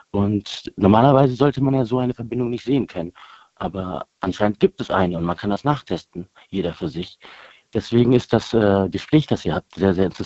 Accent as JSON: {"language": "German", "town": "Bonn", "region": "North Rhine-Westphalia", "country": "Germany", "tie": "born there", "said": "Nee, ich bin hier in äh, Deutschland geboren. Meine Eltern kommen beide aus Indien."}